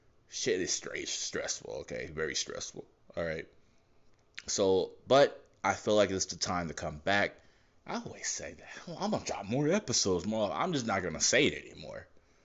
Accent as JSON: {"language": "English", "town": "Ottawa", "region": "Ontario", "country": "Canada", "said": "I'm Canadian. I'm from Ottawa, Canada."}